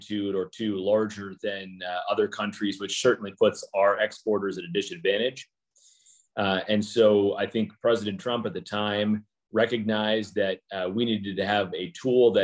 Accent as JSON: {"language": "English", "region": "South Dakota", "country": "United States", "tie": "born or raised there", "moved": "yes", "said": "my home state of South Dakota"}